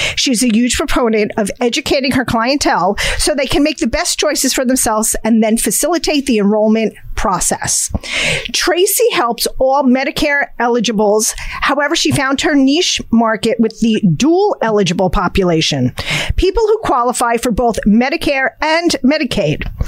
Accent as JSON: {"language": "English", "region": "New Jersey", "country": "United States", "said": "Jersey we are Jersey girls and we are proud of it."}